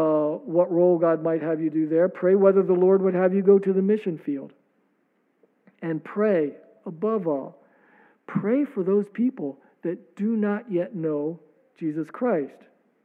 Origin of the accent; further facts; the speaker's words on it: Maryland, United States; I come from Maryland